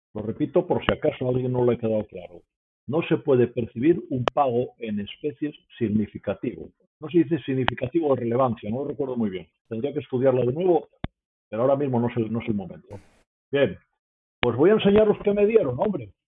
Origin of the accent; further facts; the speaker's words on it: Asturias, Spain; moved away; also born or lived in Mexico / Peru / Colombia / Brazil; soy asturiano y porque estuve 25 años fuera de Asturias